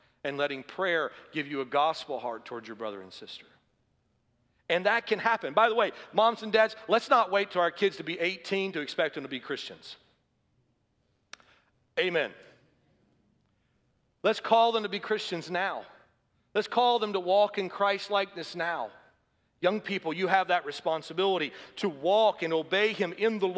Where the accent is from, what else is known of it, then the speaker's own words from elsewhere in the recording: the South, United States; I grew up in the South